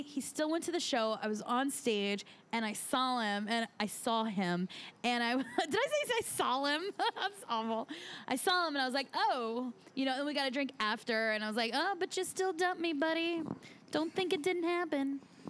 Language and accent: English; Phoenix, Arizona, United States; moved away; I'm from Phoenix.